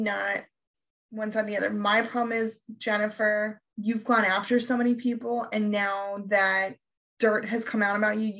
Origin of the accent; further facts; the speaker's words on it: New York City, New York, United States; When you're from New York and someone says you're from Jersey, like, it is an insult.